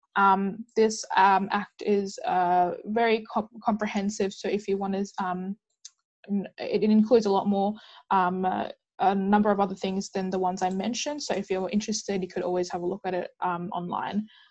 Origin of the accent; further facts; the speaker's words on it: Perth, Western Australia, Australia; I'm a student from Perth, Western Australia